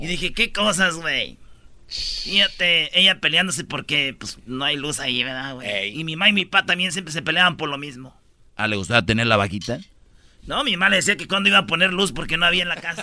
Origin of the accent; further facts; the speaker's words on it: Jiquilpan, Michoacán, Mexico; moved away; En mi pueblo se hace un desfile grande, grande, donde yo desfilé mucho tiempo. Y cuando era un mocosillo desde la escuela